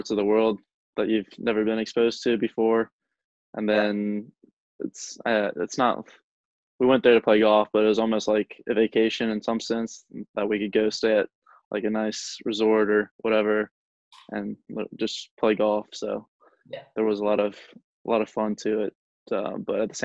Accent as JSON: {"language": "English", "town": "Wilson", "region": "North Carolina", "country": "United States", "tie": "born or raised there", "also_born_or_lived": "Pinehurst, North Carolina", "said": "I grew up in Wilson, North Carolina, which is like 2 hours away from Pinehurst. And then when I was 9, we moved to Pinehurst"}